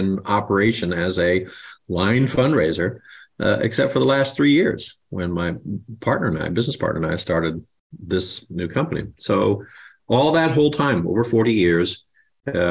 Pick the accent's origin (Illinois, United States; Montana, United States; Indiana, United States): Illinois, United States; moved away; Grew up in the first part of my life was in Illinois. So mom and dad were immigrants.